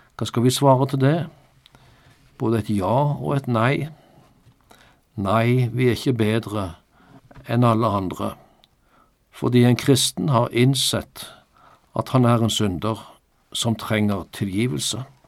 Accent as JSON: {"language": "Norwegian", "country": "Norway", "said": "Jeg er norsk statsborger, ja, med norsk pass"}